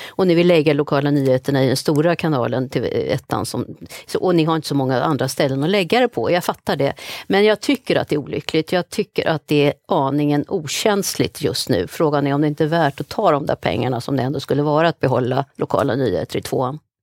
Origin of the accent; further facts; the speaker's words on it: Sweden; vi som svenskar